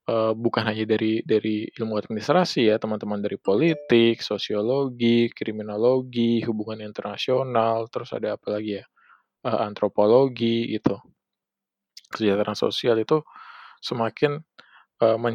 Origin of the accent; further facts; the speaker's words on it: Indonesia; ini tanah saya gitu kan tanah kelahiran saya masa saya kerja buat orang lain gitu kan, buat bukan kerja sesama orang Indonesia sendiri gitu kan.